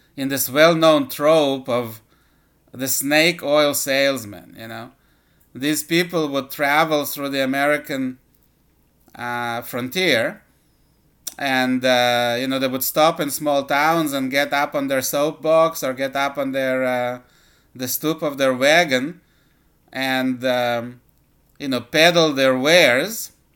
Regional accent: Israel; moved away as an adult; also born or lived in Soviet Union; now in United States; I uh, was born in the Soviet Union and lived, uh, at least the first half of my life in Israel

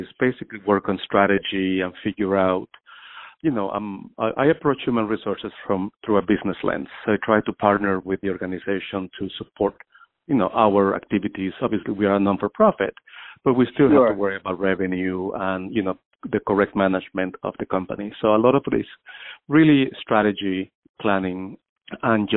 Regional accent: Guatemala; English is a second language; now in Massachusetts, United States; I was born and raised in Guatemala, in Central America, and I migrated to the United States in 1990 as a refugee. I studied here. I learned English when I arrived

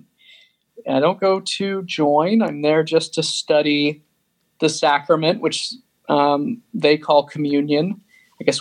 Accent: Sandy, Utah, United States; I grew up in Sandy, Utah

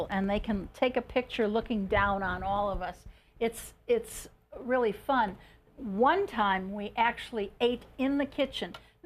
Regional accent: Chicago, Illinois, United States; also born or lived in New Buffalo, Michigan; now in Henderson, United States; I'm from Chicago

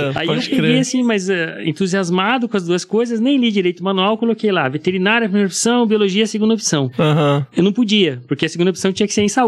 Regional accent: Antonina, Paraná, Brazil; also born or lived in Curitiba; Eu sou de uma cidade do litoral, 80 e poucos quilômetros de Curitiba. Na, tá no litoral do Paraná, chama Antonina. É uma cidadezinha pequena, uns 14 mil habitantes aí. Eu me criei lá, né?

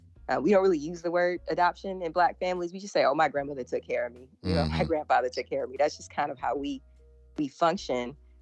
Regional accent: Atlanta, Georgia, United States; I was born and raised in Atlanta, Georgia, zone 4, Southwest Atlanta, for those that means something to. And so I, you know, was born at Grady Hospital.

